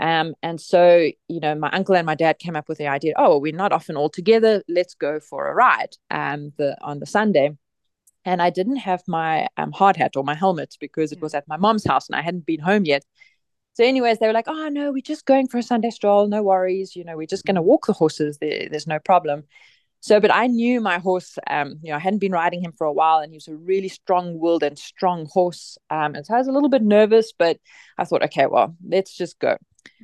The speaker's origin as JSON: {"language": "English", "town": "Bloemfontein", "region": "Free State", "country": "South Africa", "tie": "born or raised there", "said": "Well, I grew up in Bloemfontein, but not far from my mom's family farm in Colesberg."}